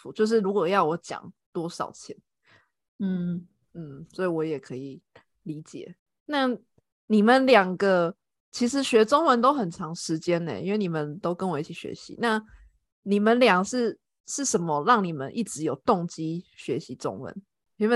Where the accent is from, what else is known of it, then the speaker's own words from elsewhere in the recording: Taiwan; 其实我虽然我是台湾人，但是我的那个。家人亲戚他们也蛮喜欢问我，因为我我不在台湾工作